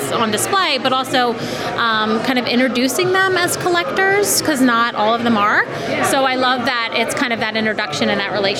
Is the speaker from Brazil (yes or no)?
no; Bucks County, Pennsylvania, United States; I'm actually from Bucks County